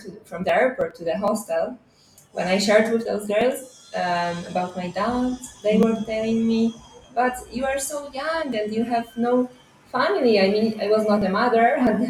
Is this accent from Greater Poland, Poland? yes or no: yes; Poznan, Greater Poland, Poland; English is a second language; moved away as an adult; now in Lisbon, Portugal; So I was born in Poznan, but after some time my parents moved to a little village.